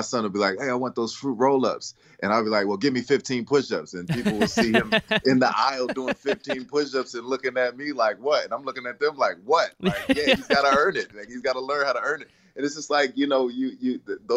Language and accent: English; Willingboro, New Jersey, United States; also born or lived in Camden, New Jersey; now in Los Angeles, United States; I was raised in Willingboro, New Jersey, and I was born in Camden, New Jersey.